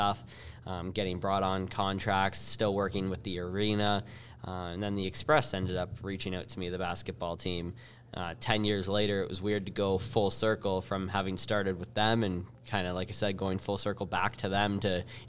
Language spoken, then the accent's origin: English; Windsor, Ontario, Canada; locally here in my hometown in Windsor